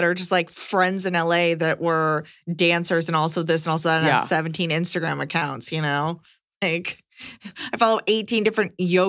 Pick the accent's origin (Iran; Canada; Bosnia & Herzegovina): Canada; now in United States; So, my wife is American and I'm Canadian.